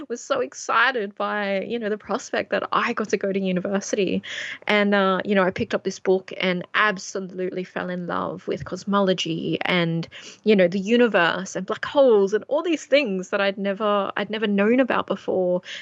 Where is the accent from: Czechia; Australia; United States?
Australia; Tamworth, New South Wales; also born or lived in Coledale; Absolutely, my hometown. Shout out to Tamworth. I absolutely love, uh, love my home, love my country